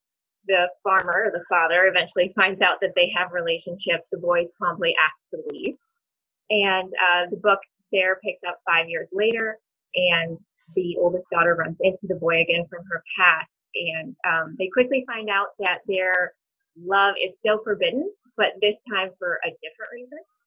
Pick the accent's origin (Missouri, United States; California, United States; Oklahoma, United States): Missouri, United States; New Haven; moved away as an adult; also born or lived in South Carolina; now in Kansas City, United States; I grew up in the Berger River Bottoms on a farm. Went to New Haven High School